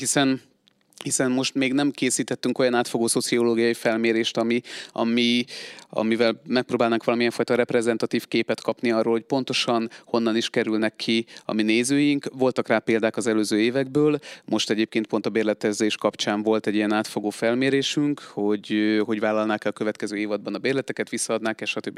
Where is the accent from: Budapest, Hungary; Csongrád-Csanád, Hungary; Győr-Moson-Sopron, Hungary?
Budapest, Hungary; moved away as an adult; now in Szeged, Hungary; én alapvetően budapesti vagyok